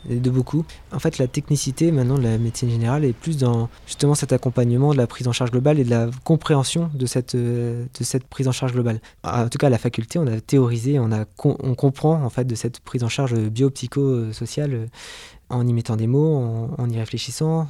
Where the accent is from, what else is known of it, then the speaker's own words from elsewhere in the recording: Avranches, Normandy, France; also born or lived in Lille; je suis né à Avranches et j'ai fait la plupart de mes études dans la Manche